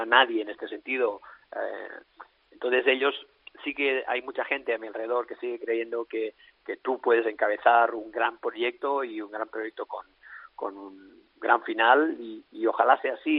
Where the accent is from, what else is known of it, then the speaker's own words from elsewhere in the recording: Alella, Catalonia, Spain; also born or lived in Russia; entrenar aquí en mi pueblo, en Alella